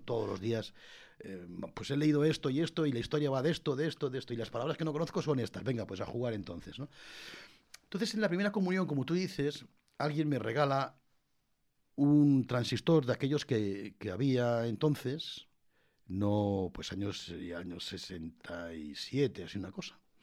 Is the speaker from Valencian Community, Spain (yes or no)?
no; La Puebla de Almoradiel, Castilla-La Mancha, Spain; moved away; also born or lived in Madrid; en la Puebla del Moradiel me llevaron mis padres después de nacer en Madrid.